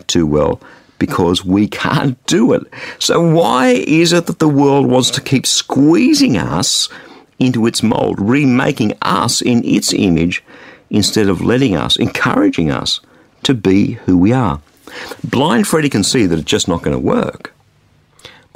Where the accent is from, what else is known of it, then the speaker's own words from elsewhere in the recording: Australia; I grew up in Australia, which is a sports-mad society